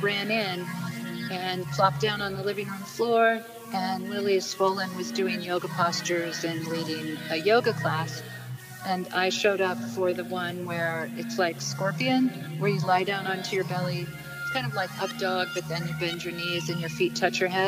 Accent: Mount Shasta, California, United States; now in Vermont, United States; I grew up in Mount Shasta, California

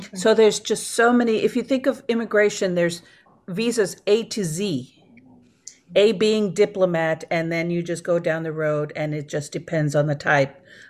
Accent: Mercedes, Texas, United States; also born or lived in Washington, D.C., United States; I grew up in the Valley, down by Mercedes and Harlingen, and so that's really my area. I went to school there.

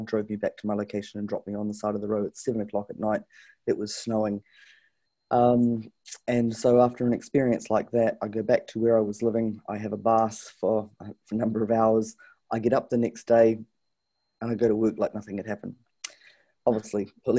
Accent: New Zealand; also born or lived in Canada; I was brought up here in New Zealand

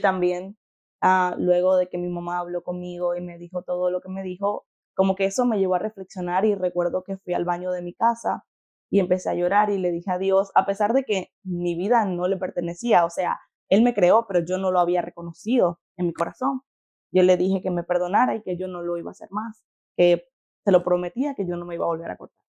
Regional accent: Venezuela; moved away as an adult; nací en Venezuela, eh, cuando tenía 18 años tomé el paso de fe de salir de Venezuela.

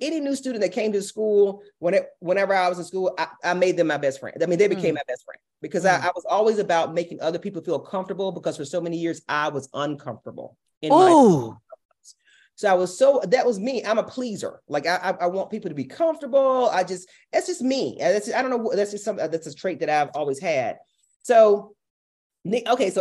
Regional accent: Milledgeville, Georgia, United States; Athens is only 45 minutes from my hometown.

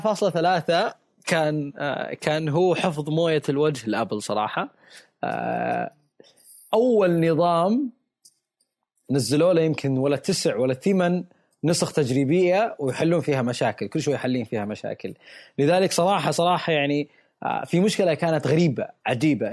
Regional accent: Saudi Arabia; عندنا بالسعودية

